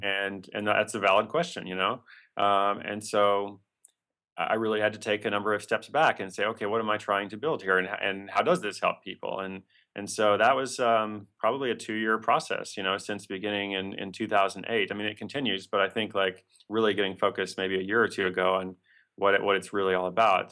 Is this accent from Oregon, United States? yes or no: yes; Portland, Oregon, United States; That's my hometown.